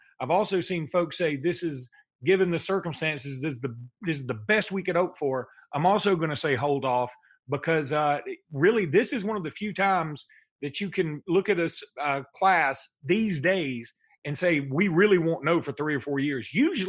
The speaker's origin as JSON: {"language": "English", "town": "Alexander City", "region": "Alabama", "country": "United States", "said": "I'm from Alexander City."}